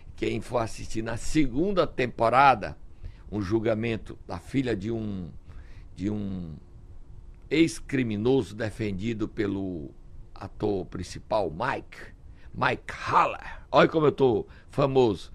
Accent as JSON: {"language": "Portuguese", "town": "Sobral", "region": "Ceará", "country": "Brazil", "tie": "born or raised there", "said": "Eu nasci em Sobral, me orgulho da minha terra"}